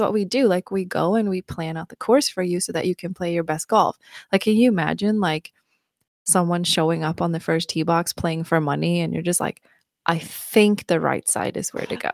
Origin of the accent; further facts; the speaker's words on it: Mariefred, Södermanland, Sweden; English is a second language; moved away as an adult; also born or lived in Bloomington, Indiana / Tennessee; now in United States; I'm from a small town called Maria Fried in Sweden. Um, I grew up in Sweden and I moved to the U S when I was nineteen.